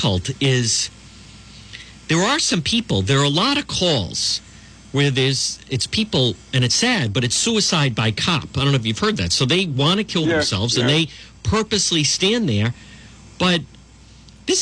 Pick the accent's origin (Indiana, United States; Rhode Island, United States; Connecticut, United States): Rhode Island, United States; Cranston; I grew up in Cranston.